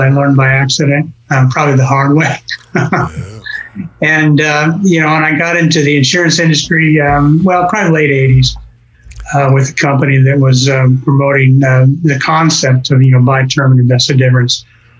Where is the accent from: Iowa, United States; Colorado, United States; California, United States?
Colorado, United States; now in Tulsa, United States; I grew up in Colorado.